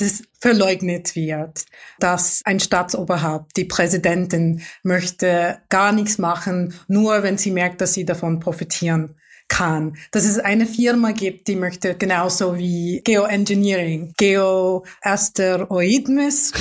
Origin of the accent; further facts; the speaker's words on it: Mumbai, Maharashtra, India; German is a second language; moved away; Ich komme aus einer wohlhabenden Familie aus der Großstadt Mumbai